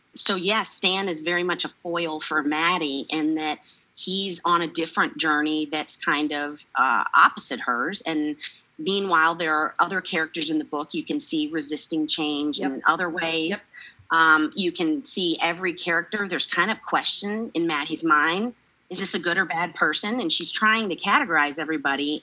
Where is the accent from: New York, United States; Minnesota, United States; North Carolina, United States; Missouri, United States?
North Carolina, United States; growing up in North Carolina and having all the experiences of a child from the South